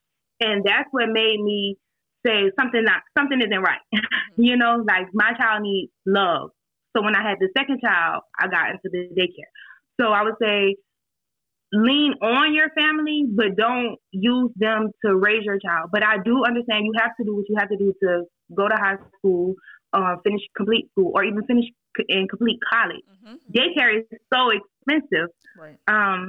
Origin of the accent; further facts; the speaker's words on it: Savannah, Georgia, United States; Savannah. Oh. Aren't y'all there?